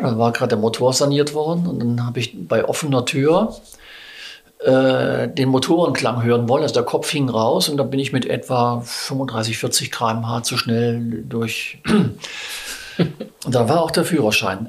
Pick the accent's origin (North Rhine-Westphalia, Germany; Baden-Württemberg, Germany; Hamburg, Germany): Baden-Württemberg, Germany; moved away as an adult; also born or lived in Bavaria / Schleswig-Holstein / Cologne / Düsseldorf; now in Saxony, Germany; komme ich noch aus Südbaden